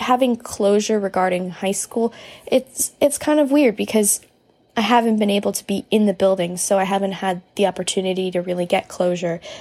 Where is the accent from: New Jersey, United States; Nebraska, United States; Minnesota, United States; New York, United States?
New Jersey, United States; I'm from New Jersey, and I am a high school senior